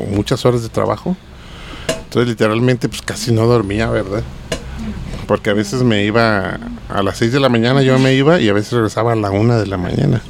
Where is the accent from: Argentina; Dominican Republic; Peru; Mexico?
Mexico; aquí en México